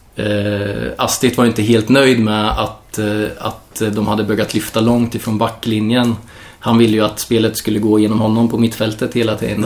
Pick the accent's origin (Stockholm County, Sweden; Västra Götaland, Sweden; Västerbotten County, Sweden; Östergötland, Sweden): Östergötland, Sweden; Norrköping; also born or lived in Kalmar; född och uppvuxen i Norrköping